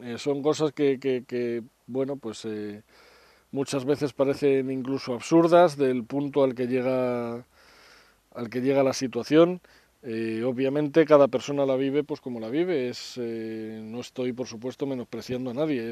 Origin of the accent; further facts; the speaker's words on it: Madrid, Community of Madrid, Spain; moved away as an adult; now in Segovia, Spain; soy madrileño, aunque ahora vivo en Segovia